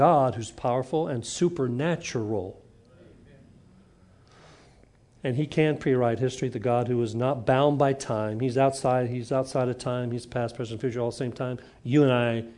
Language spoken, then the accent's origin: English; Huntsville, Alabama, United States; when I grew up in Huntsville